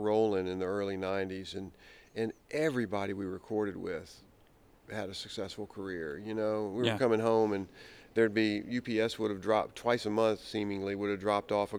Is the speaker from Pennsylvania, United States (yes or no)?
no; Richmond, Virginia, United States; I'm from Richmond, Virginia